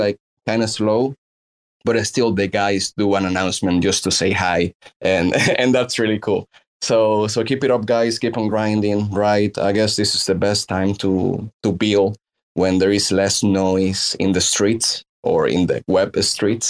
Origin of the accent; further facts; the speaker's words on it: Dominican Republic; I am from the Dominican Republic